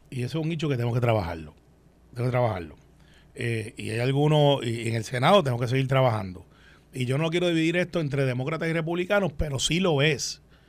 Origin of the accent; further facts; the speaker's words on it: Puerto Rico; los puertorriqueños que vivimos aquí